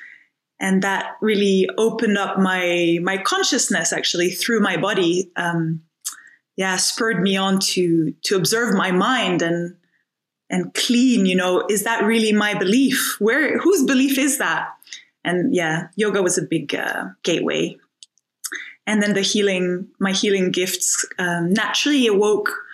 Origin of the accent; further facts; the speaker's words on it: Finland; moved away as an adult; also born or lived in France (north, near Paris) / Scotland; I was born in France, spent my first 10 years in France, in the north near Paris. And yeah, I had a really beautiful opportunity to spend a lot of time in nature as a child. And my mother bred dogs, so the dogs were amazing. Kind of, I always feel like they taught me unconditional love. And and then I went to Finland when we were 10. When I was 10, we moved to Finland.